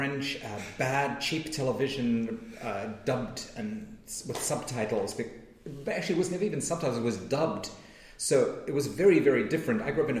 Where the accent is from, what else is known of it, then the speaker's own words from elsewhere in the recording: Cape Town, Western Cape, South Africa; accent: South African; moved away as an adult; now in United States; I lived in South Africa for 20 years before I arrived on these shores.